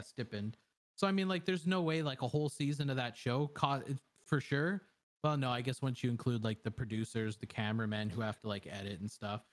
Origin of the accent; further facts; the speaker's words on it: Canada; I'm a Canadian